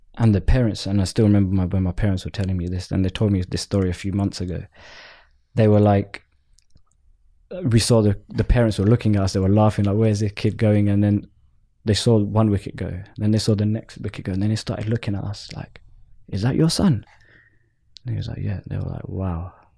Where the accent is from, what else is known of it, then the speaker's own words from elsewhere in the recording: London, United Kingdom; I'm Southeast London born, born and bred and raised